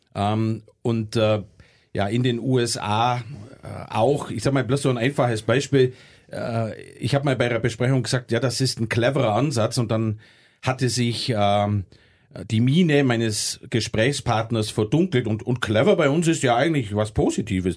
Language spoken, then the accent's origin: German; Germany; wir es als Deutsche